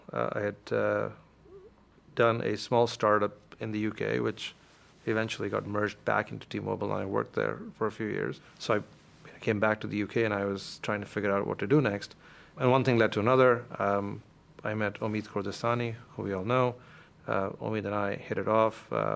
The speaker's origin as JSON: {"language": "English", "country": "India", "tie": "born or raised there", "said": "In the mid-80s, when you were growing up in India, if you wanted to get somewhere in life, you had a choice of being an engineer or being a doctor."}